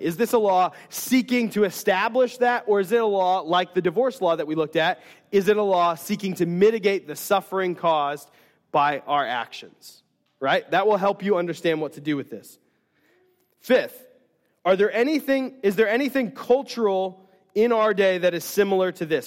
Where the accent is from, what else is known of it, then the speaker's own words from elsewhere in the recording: United States; as American Christians